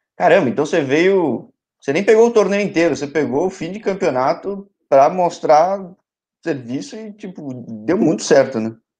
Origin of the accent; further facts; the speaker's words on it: São Paulo, Brazil; Conheço mais Mogi, mas sou de São Paulo.